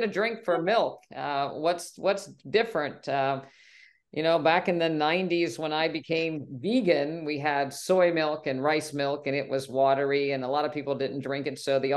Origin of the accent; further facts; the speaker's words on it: West Virginia, United States; I grew up in West Virginia and I remember my family going to 2% cow's milk